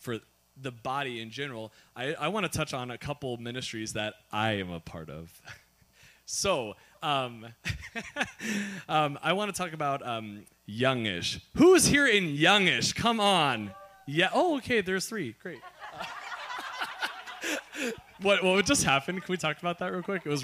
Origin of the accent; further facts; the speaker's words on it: Kansas City, Missouri, United States; moved away; we were staying in my hometown in Kansas City, Missouri